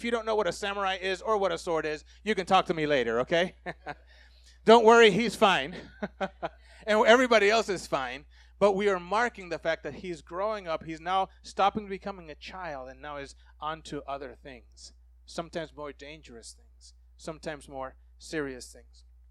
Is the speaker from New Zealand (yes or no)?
no; Puerto Rico; I grew up in Puerto Rico